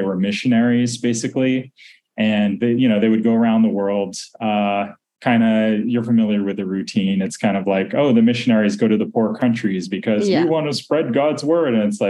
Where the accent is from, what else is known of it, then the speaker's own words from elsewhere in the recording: Tarrytown, New York, United States; also born or lived in Washington, D.C. / San Francisco; And so I grew up from the time I was maybe about 3 to like maybe 13, I lived near the Moon family in Tarrytown, New York, which is where their estate is. And we actually lived on one of their estates